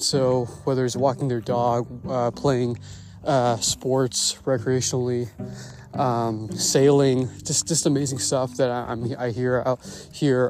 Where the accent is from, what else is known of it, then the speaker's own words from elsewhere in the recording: Bay Area, California, United States; I'm from the Bay Area, and uh, in particular near Hayward and Castro Valley